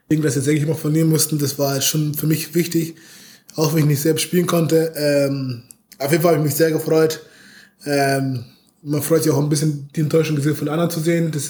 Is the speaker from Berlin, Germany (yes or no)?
no; Munich, Bavaria, Germany; also wie gesagt, ich komme aus München. Ähm, da ist der zu Bayern, wie ihr euch vorstellen könnt, ziemlich groß.